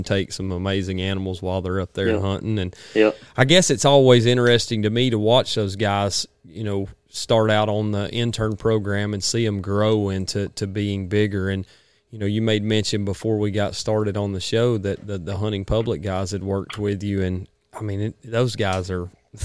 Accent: the South, United States; We're from the South. And I mean, we grew up sitting in deer stands

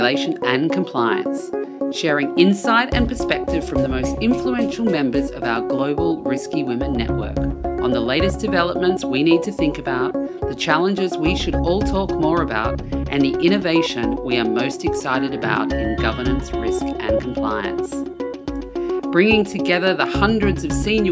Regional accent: Hong Kong; my hometown in Hong Kong

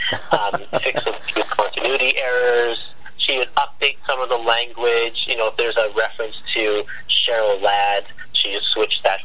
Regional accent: Canada; And I'm Canadian. I live in Vancouver.

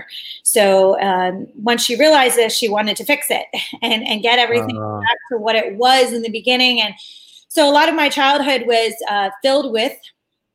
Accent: Media, Pennsylvania, United States; I was born in Philadelphia, right outside of Philadelphia, in this place called Media

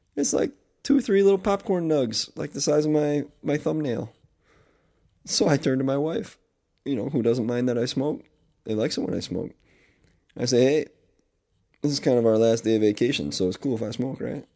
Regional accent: Northeast, United States; I am officially back in my home state, up here in the Northeast

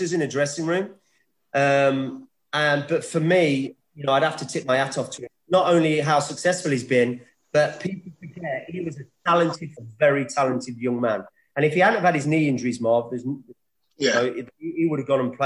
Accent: Leicester, East Midlands, United Kingdom; moved away; my hometown club

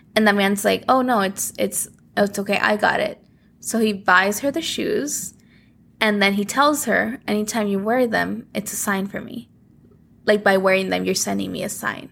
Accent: Guerrero, Mexico; my home state of Guerrero

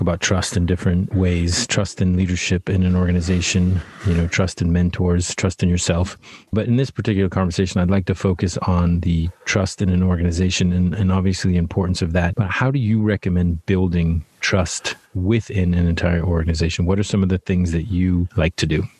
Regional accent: Worcester, Massachusetts, United States; I grew up right outside of Worcester, Massachusetts

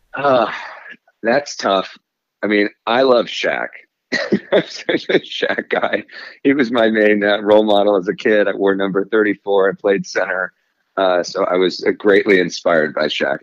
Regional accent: Agoura Hills, California, United States; I grew up at Zuma Beach. Uh, that's my hometown beach

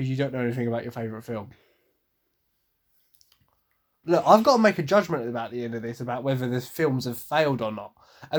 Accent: England, United Kingdom; So am I, but I know that Vikings are really called Hingadingas.

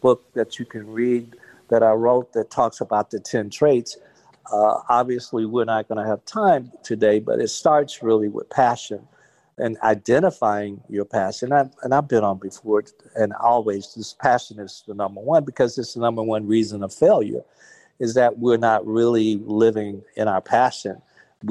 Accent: Gaston, Alabama, United States; growing up in Gaston, Alabama

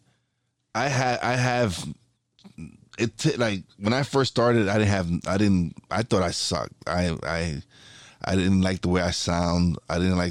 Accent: New York City, New York, United States; I'm a kid from Brooklyn. I came from one of the worst parts in Brooklyn, one of the worst neighborhoods

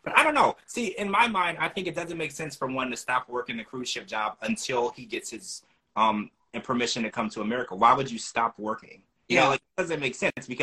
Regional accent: Louisiana, United States; I grew up in Louisiana

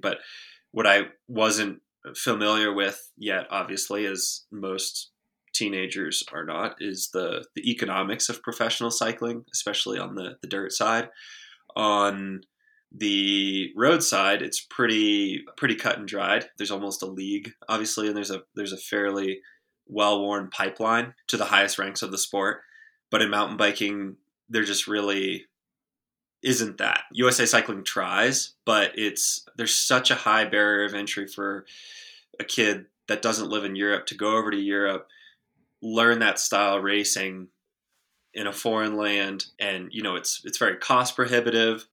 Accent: small town outside Austin, Texas, United States; I grew up in a very small town about twenty minutes outside of Austin, Texas, the rural Texas Hill Country

